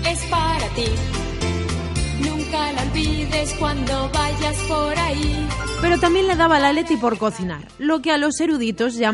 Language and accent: Spanish; Region of Murcia, Spain; Dime, ¿de dónde eres? De la Murcia.